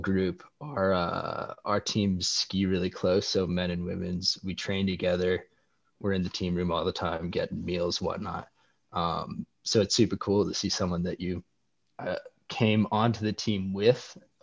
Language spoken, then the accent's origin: English; Bozeman, Montana, United States; Growing up in Bozeman, we always have a pretty solid winter